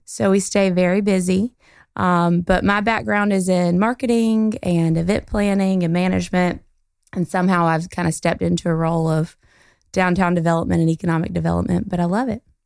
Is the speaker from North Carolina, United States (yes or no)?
yes; Goldsboro, North Carolina, United States; moved away as an adult; also born or lived in Greenville; I am from Goldsboro, um, not born here, but raised here, and went to Eastern Wayne High School